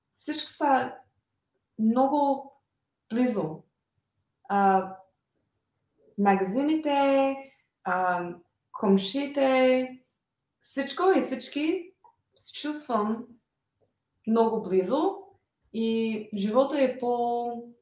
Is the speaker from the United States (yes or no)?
yes; United States; Bulgarian is a second language; moved away as an adult; now in Bulgaria; аз съм родена в САЩ.